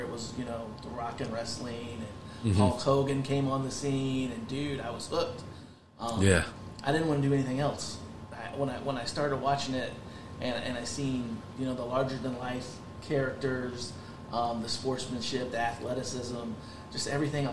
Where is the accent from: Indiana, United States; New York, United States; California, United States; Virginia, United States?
Indiana, United States; Marion; I was born and raised in Grant County, 1992 graduate from Marion High School